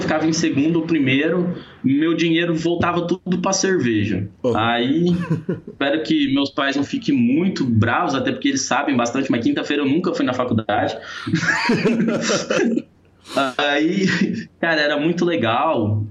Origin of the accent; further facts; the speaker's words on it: Paranaíba, Mato Grosso do Sul, Brazil; eu sou de Paranaíba, Mato Grosso do Sul, uma cidade de interior, uma cidade muito pequena